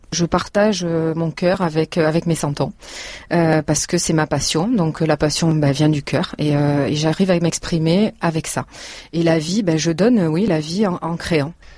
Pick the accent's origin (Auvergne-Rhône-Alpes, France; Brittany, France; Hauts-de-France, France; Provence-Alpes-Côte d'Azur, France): Provence-Alpes-Côte d'Azur, France; quand on est de Provence.